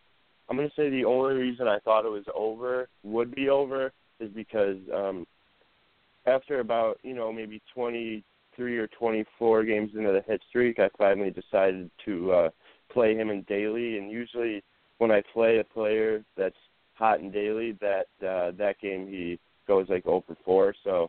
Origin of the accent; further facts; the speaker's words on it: Buffalo, New York, United States; my hometown team, Buffalo Bills